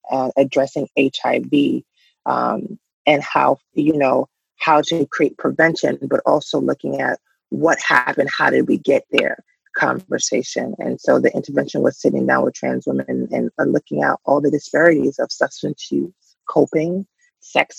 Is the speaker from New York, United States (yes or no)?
yes; New York City, New York, United States; now in New Jersey, United States; I grew up in Bushwick in an area where if you went this way, you were in Bi-Stuy